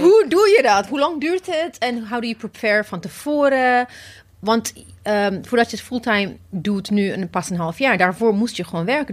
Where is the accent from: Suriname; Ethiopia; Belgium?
Ethiopia; now in Netherlands; ik kom oorspronkelijk uit Ethiopië.